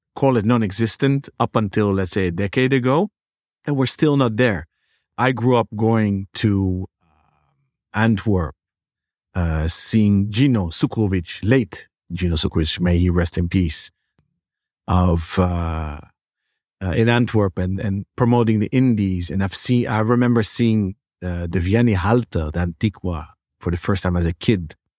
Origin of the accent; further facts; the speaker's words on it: Netherlands; growing up in the Netherlands